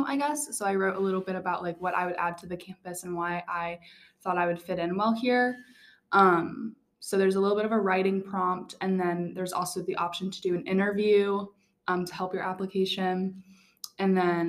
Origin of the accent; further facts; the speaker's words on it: Gainesville, Virginia, United States; I'm from Gainesville, Virginia.